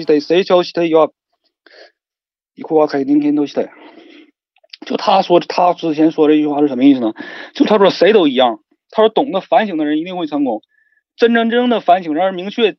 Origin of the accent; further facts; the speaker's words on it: Shenyang, Liaoning, China; 我是沈，沈，沈阳人，就包括说我是东北人